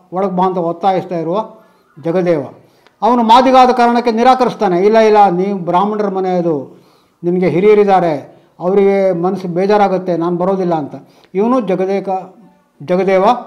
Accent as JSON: {"language": "Kannada", "area": "Udupi district", "region": "Karnataka", "country": "India", "said": "ನಮ್ಮ ಉಡುಪಿ ಜಿಲ್ಲೆಯ"}